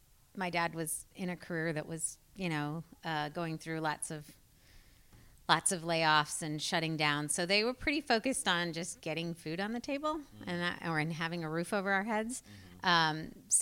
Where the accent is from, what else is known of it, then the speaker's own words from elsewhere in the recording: the South, United States; now in Portland, United States; I really loved growing up in the South and I miss it.